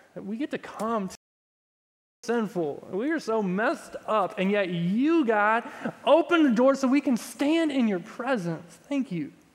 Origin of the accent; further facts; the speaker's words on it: Texas, United States; I'm from Texas.